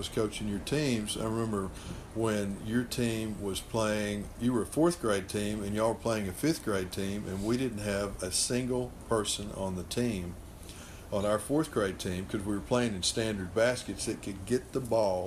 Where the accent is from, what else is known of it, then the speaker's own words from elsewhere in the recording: Brownwood, Texas, United States; Growing up in Brownwood, it was the football capital of the world.